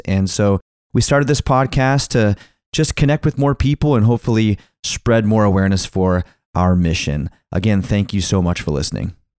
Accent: Longview, Washington, United States; moved away; Ashtown Brewing from my, my hometown brewery

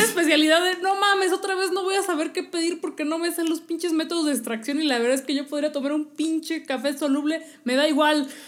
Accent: Mexico City, Mexico; somos chilangos

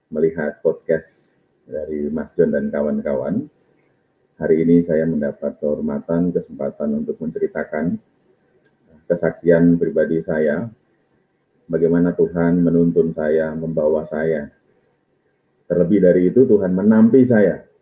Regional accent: Bondo, Central Java, Indonesia; namanya desanya Desa Bondo. Daerahnya itu namanya Tok Jeru. Kalau sekarang diganti menjadi Tok Rejo. Daerah saya itu di utara eh, Pantai Jawa

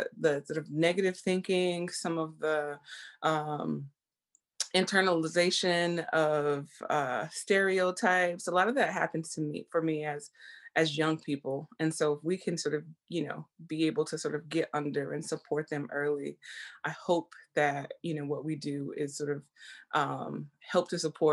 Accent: Texas, United States; I grew up in the South, in Texas

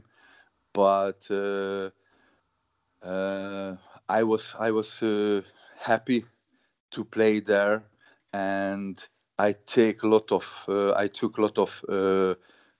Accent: Hungary; born or raised there; English is a second language; moved away as an adult; also born or lived in Germany / England

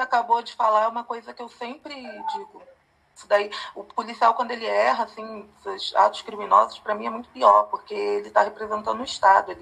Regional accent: Rio de Janeiro, Brazil; moved away; also born or lived in São Paulo; estava no Rio, eu sou do Rio

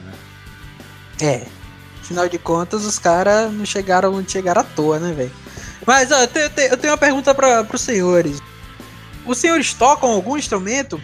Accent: Maceió, Alagoas, Brazil; also born or lived in Recife / João Pessoa; eu sou, eu sou nordestino, né? Eu nasci em Recife, morei boa parte da minha vida em Maceió, mas também já morei em João Pessoa

